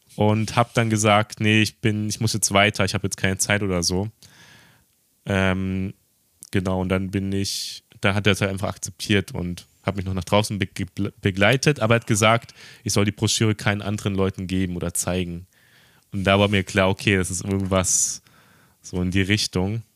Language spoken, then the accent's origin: German; Germany; now in Tokyo, Japan